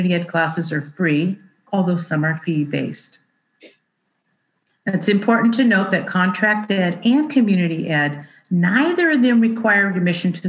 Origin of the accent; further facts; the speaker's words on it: Bay Area, California, United States; now in North State, California, United States; I grew up in the Bay Area, but now I live in the North State.